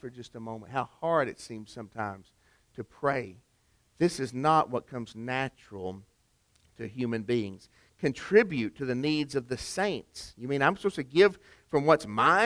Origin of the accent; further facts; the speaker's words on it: Chattanooga, Tennessee, United States; Rock City Gardens, which is near my hometown of Chattanooga